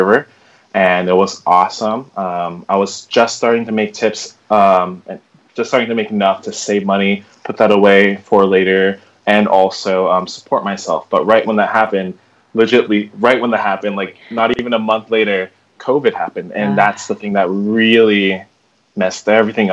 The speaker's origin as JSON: {"language": "English", "region": "California", "country": "United States", "moved": "as an adult", "lives_now": "Somerville, United States", "said": "I'm from California, but I came to the Boston area or Somerville area for my grad studies at Boston Conservatory"}